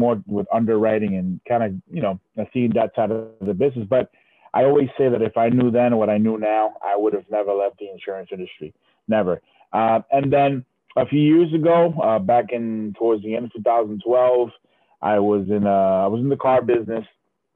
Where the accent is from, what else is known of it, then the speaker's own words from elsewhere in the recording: Providence, Rhode Island, United States; moved away as an adult; also born or lived in Puerto Rico / Dominican Republic / Florida; I was raised in Providence, Rhode Island.